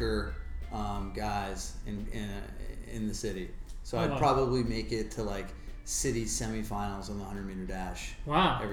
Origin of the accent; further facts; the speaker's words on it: Encinitas, California, United States; growing up in Encinitas